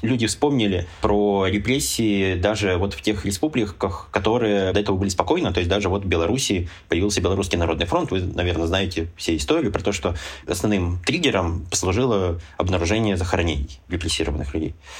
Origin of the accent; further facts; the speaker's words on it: Urals, Russia; мы же все уральцы